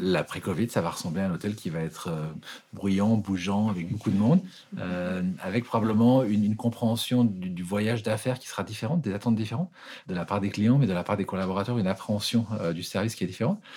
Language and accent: French; Annecy, Auvergne-Rhône-Alpes, France; moved away as an adult; also born or lived in London; now in Geneva, Switzerland; je suis français, euh, né à Annecy, en Haute-Savoie